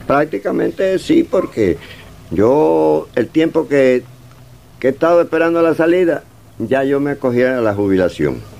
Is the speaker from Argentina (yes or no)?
no; Cuba; moved away; estamos sufriendo los cubanos que estamos en el exilio